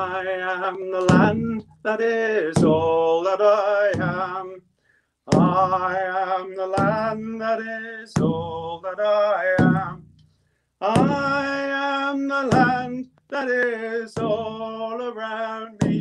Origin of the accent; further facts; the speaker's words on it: Birmingham, West Midlands, United Kingdom; I was born in England. I am English, but my parents were immigrants. And we lived in the central part of Birmingham called Handsworth.